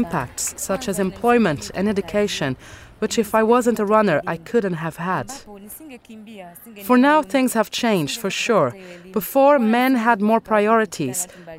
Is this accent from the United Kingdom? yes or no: no; Geita, Geita Region, Tanzania; now in Pwani Region, Tanzania; I am from Geita, but as of now I live in the Parni region at the Filbert Bayi compound.